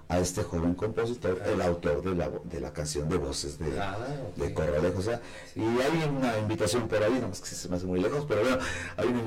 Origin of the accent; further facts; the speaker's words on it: Huamantla, Tlaxcala, Mexico; que se la hice a Tlaxcala. Igual mencionando los municipios, principalmente mi pueblo, Guamantla, ¿no?